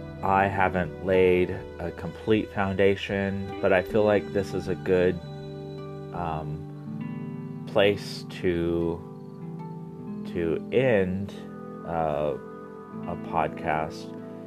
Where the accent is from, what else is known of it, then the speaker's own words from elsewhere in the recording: Midwest, United States; growing up in the Midwest and gay is a story in itself. Living in an ultra-conservative family, being the only boy out of four children